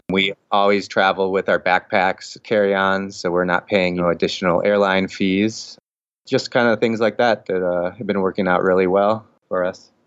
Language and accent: English; Midwest, United States; moved away; I'm from the Midwest